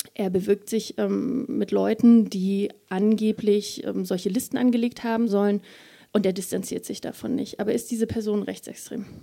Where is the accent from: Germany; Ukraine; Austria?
Germany; Mecklenburg-Vorpommern; Mecklenburg-Vorpommern, das ist meine Heimat, da komme ich her